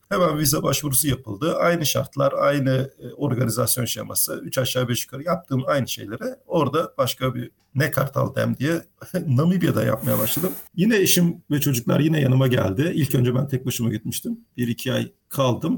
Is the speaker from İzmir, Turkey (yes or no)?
yes; İzmir, Turkey; moved away as an adult; also born or lived in Mersin / Gaziantep; 18 yaşına kadar İzmir'de büyüdüm